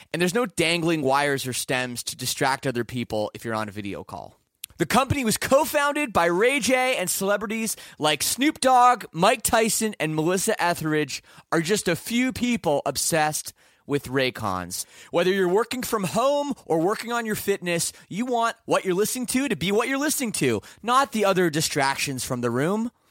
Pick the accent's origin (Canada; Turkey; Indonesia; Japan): Canada; I'm from Canada